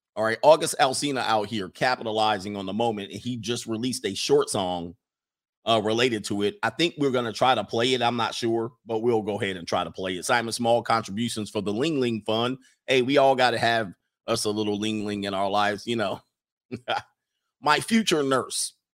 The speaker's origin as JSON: {"language": "English", "region": "West Coast", "country": "United States", "tie": "born or raised there", "said": "I grew up on the West Coast"}